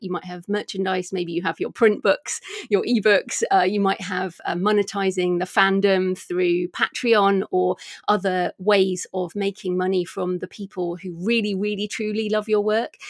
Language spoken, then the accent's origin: English; United Kingdom; I'm a British woman